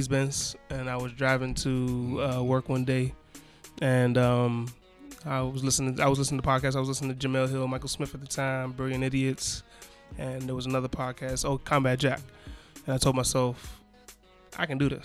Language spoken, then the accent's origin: English; Ghana; moved away; I'm from Ghana